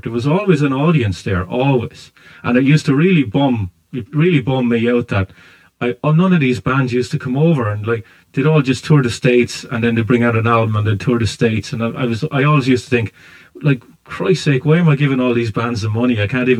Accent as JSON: {"language": "English", "country": "Ireland", "tie": "born or raised there", "moved": "yes", "said": "When I was growing up in Ireland years ago"}